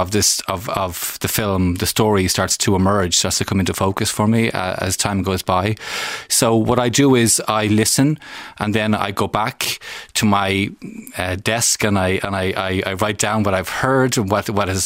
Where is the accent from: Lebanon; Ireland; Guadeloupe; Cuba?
Ireland; an Irish citizen